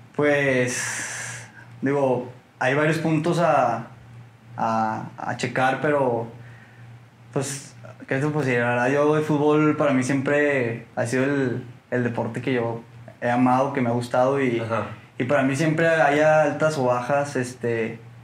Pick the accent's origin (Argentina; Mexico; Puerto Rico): Mexico; Torreón, Coahuila; soy lagunero, nací aquí, nací en Torreón